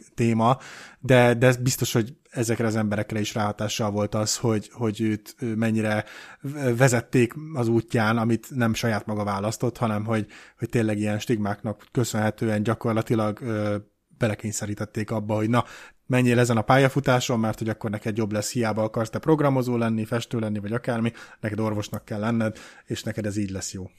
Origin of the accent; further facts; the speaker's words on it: Hungary; én egy magyar ember vagyok, nekem Magyarországon van a helyem